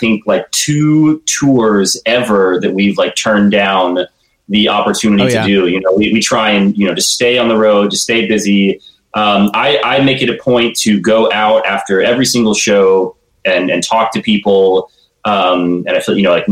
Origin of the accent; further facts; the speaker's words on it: Tallahassee, Florida, United States; I'm from Tallahassee